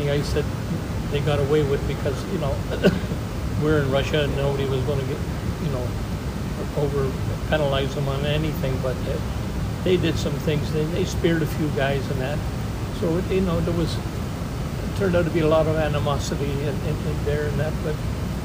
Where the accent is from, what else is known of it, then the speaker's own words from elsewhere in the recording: Montreal, Quebec, Canada; I was born in Montreal